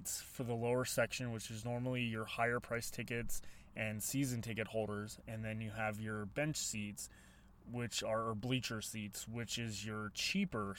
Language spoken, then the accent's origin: English; Colorado Springs, Colorado, United States; growing up in Colorado Springs, Colorado